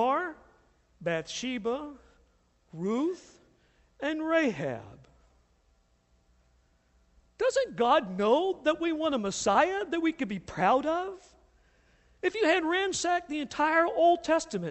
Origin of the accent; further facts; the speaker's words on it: the South, United States; moved away; I grew up in the South, and I grew up in a very prejudicial family in the South